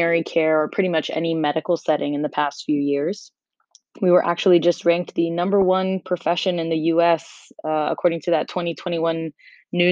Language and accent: English; Miami, Florida, United States; moved away as an adult; also born or lived in North Carolina; now in New York City, United States; I grew up in Miami. I'm 100% Cuban, but of course I am slightly Americanized